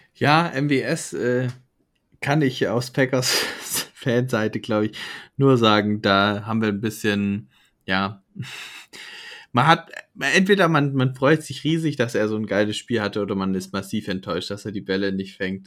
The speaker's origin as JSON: {"language": "German", "country": "Germany", "said": "vor allem für uns Deutsche"}